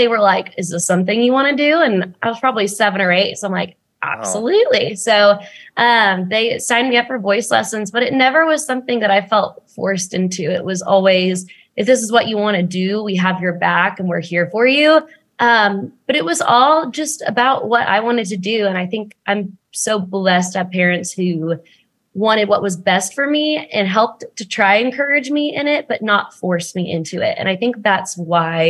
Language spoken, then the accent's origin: English; Frisco, Texas, United States; now in Nashville, United States; I was born and raised in Frisco.